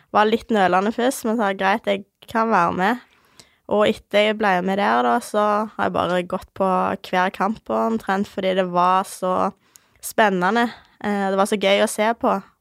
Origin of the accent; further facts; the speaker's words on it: Ålgård, Rogaland, Norway; født og oppvokst på Ålgård. Det er et lite sted ca. 20 minutter fra Stavanger